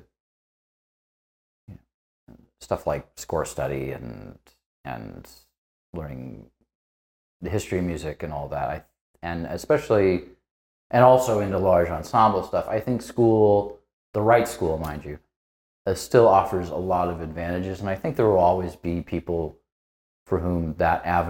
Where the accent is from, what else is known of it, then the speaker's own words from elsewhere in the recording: Northeast Indiana, United States; moved away as an adult; also born or lived in Chicago area, Illinois; now in Los Angeles, United States; I grew up in Northeast Indiana